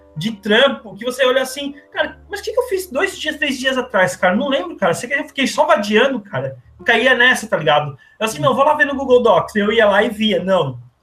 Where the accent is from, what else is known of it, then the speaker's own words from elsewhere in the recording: São Paulo, Brazil; also born or lived in Criciúma, Santa Catarina; now in Rio de Janeiro, Brazil; eu sou natural de São Paulo, mas vivi os últimos anos em Criciúma, Santa Catarina